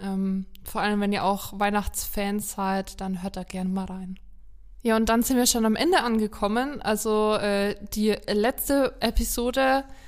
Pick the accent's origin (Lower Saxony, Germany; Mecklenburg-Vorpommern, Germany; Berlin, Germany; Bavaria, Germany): Bavaria, Germany; Haßberge; Ich komme aus der Ecke